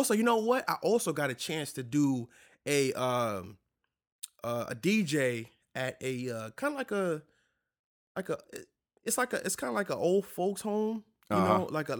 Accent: New York, United States; now in Louisiana, United States; Now, I'm a city boy. You know what I'm saying? I'm from New York, you know what I mean? And you know, being in Louisiana and being down here is a whole different thing for me.

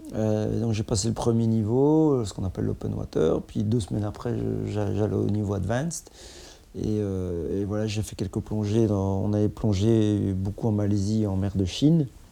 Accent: Mouscron, Wallonia, Belgium; je viens de Moucron

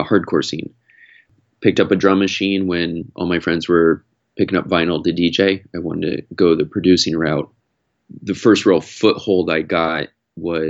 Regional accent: Iowa, United States; moved away as an adult; also born or lived in San Francisco; I grew up in Iowa

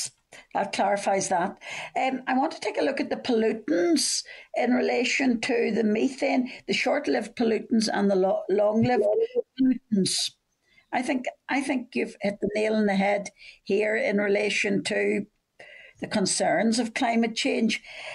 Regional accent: Northern Ireland, United Kingdom; I'm from Fermanagh and South Tyrone, so obviously you can imagine the impact this will have perhaps on farmers

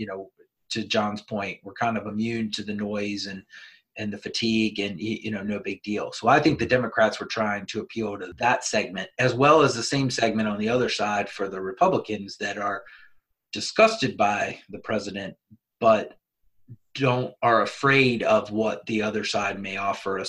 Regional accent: United States; As an American and as somebody that's served

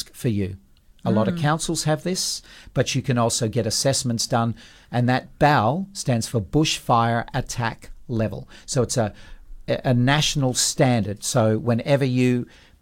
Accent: Perth, Western Australia, Australia; when we grew up in Perth

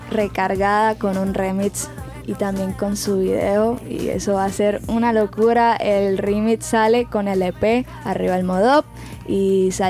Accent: Barranquilla, Atlántico, Colombia; En Kia quiero empezar todo eso de que pegarme los temas aquí, porque pues mi tierra y todo. Yo confío mucho en Barranquilla, aquí hay muchísimo talento

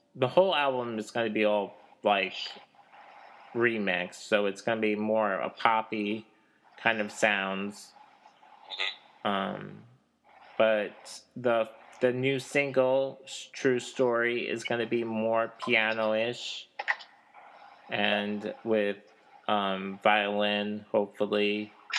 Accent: Kansas City, Missouri, United States; also born or lived in Delaware; now in Kansas, United States; I was born oh. in like Kansas City, but I live in the Kansas side

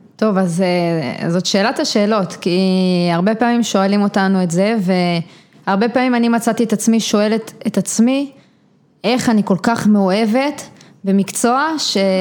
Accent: Givat Ela, Northern District, Israel; גדלתי בגבעת אלה, שזה יישוב קהילתי בעמק יזרעאל

